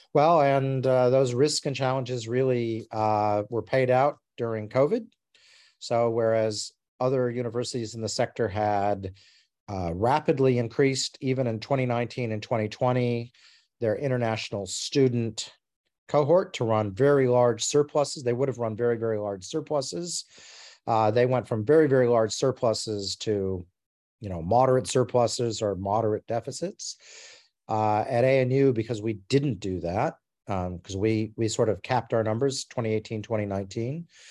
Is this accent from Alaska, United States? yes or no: yes; Alaska and Montana, United States; moved away as an adult; also born or lived in Arizona, United States; now in Australia; I grew up in Alaska and Montana in the United States